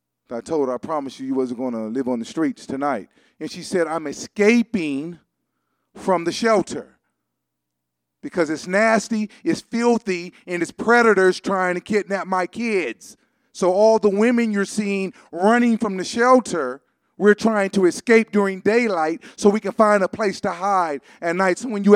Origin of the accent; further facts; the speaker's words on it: Los Angeles, California, United States; I was raised in Crenshaw. That's where I hang out at.